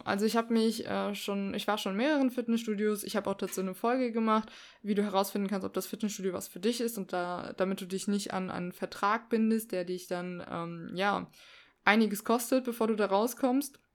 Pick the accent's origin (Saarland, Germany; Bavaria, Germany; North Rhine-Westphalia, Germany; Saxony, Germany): Saarland, Germany; ich komme aus dem Saarland